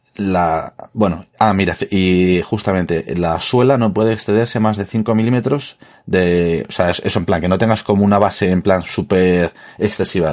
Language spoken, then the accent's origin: Spanish; Madrid, Community of Madrid, Spain; yo soy de Madrid